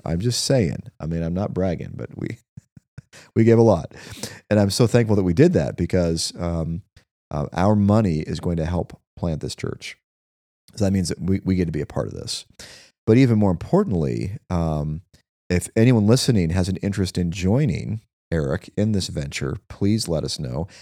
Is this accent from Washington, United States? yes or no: yes; Spokane, Washington, United States; I grew up on the South Hill, so I, I definitely have a special spot in my heart for the South Hill